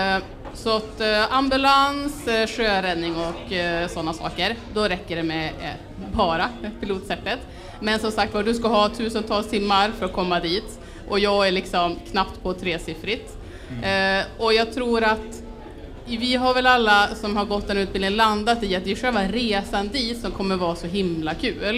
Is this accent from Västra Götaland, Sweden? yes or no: no; Örnsköldsvik, Västernorrland County, Sweden; now in Stockholm, Sweden; jag eh, kommer från Örnsköldsvik men bor i Stockholm